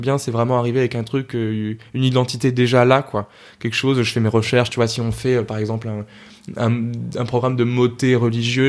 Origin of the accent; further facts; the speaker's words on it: Argenteuil, Île-de-France, France; j'étais dans une chorale à Argenteuil, parce que je viens d'Argenteuil